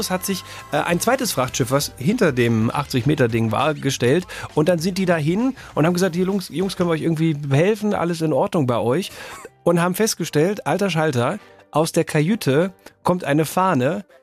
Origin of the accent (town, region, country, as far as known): North Rhine-Westphalia, Germany; moved away